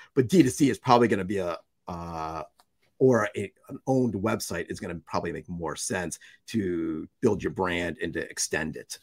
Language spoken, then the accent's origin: English; United States; also born or lived in Russia; I was born and raised in the United States